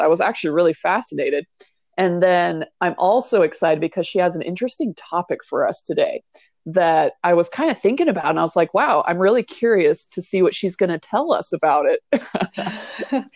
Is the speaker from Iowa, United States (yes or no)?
no; Hawaii, United States; I come from Hawaii